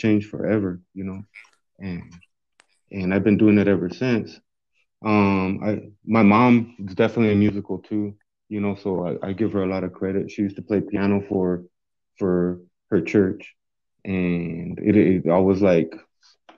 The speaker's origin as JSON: {"language": "English", "town": "Yuma", "region": "Arizona", "country": "United States", "moved": "as an adult", "lives_now": "Tucson, United States", "said": "I'm originally from Yuma, Arizona. I was in Yuma 25 years, you know."}